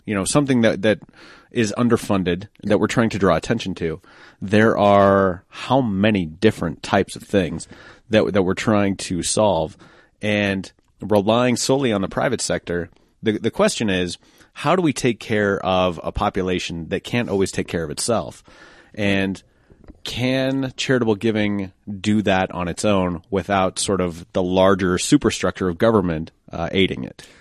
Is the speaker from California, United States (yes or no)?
no; Denver, Colorado, United States; Colorado, like Denver it's uh, instead of saying or, we tend to say er